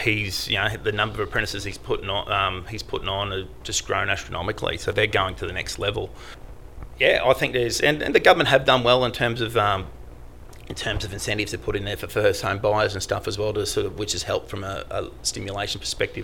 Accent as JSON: {"language": "English", "town": "Ipswich", "region": "Queensland", "country": "Australia", "tie": "born or raised there", "said": "my office here is 5 kilometres away from where I grew up, which is Leichhardt"}